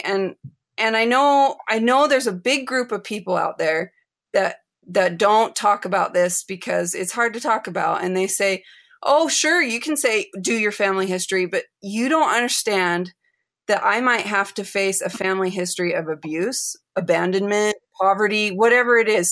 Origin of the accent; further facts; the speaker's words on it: United States; moved away as an adult; also born or lived in Chile; I was raised in the United States